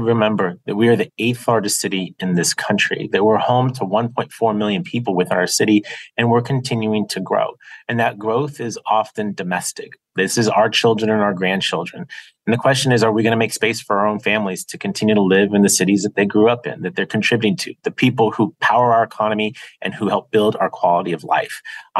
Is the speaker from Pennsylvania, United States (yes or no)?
no; San Diego, California, United States; I've been fortunate to serve my hometown of San Diego for a lot of years in public office